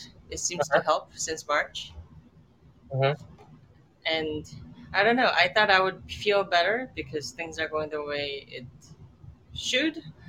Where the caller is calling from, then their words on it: Philadelphia, Pennsylvania, United States; But I'm saying hello from Philadelphia, Fishtown, Philadelphia, which is also jokingly known as Williamsburg or Park Slope of Philadelphia.